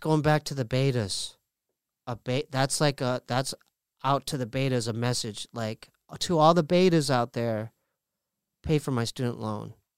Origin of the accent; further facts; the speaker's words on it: Poway, California, United States; We're from Poway